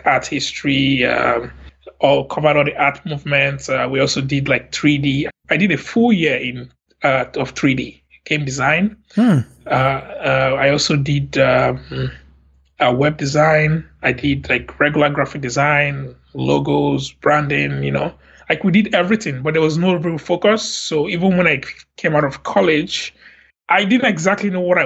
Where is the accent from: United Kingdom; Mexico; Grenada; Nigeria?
Nigeria; Lagos; moved away as an adult; now in Montreal, Canada; I grew up in Lagos, Nigeria